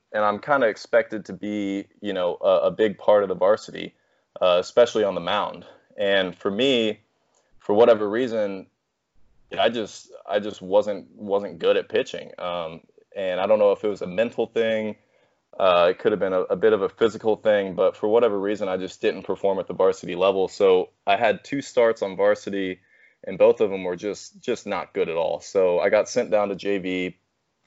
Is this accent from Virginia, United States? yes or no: no; Fort Worth, Texas, United States; I was born in Fort Worth, Texas, raised here, lived here my entire life